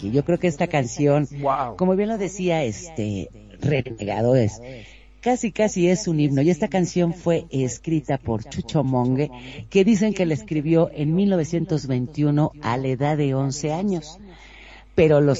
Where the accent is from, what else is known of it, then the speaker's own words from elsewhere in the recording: Mexico; Entonces yo creo que como mexicanos, yo creo que es esta canción y la cantas con todo el orgullo, con todo el amor.